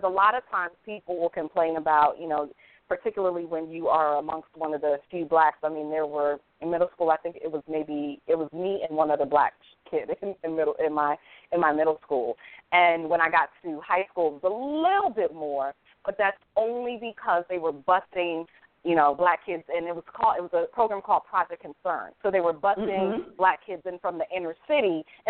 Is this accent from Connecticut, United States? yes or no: yes; Hartford, Connecticut, United States; I was born and raised in Hartford, Connecticut.